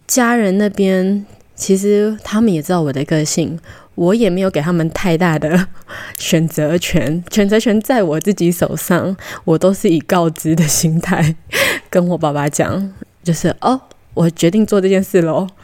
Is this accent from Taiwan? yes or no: yes; Taiwan; also born or lived in Costa Rica; 小时候在哥斯达黎加到七岁的时候回台湾，我觉得对我有蛮大的影响